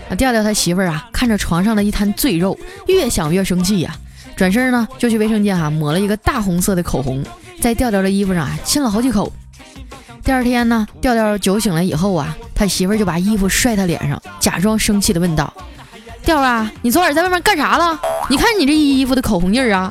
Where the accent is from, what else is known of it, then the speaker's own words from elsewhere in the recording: Northeast China, China; moved away; 我也是东北人，我是丹东爱养的